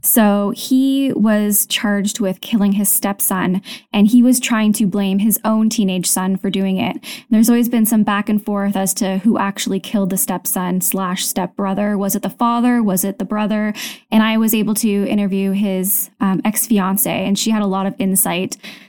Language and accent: English; Canada; now in Tokyo, Japan; So I'm a Canadian, and I'm currently living in Tokyo. My husband is military, so we move a lot.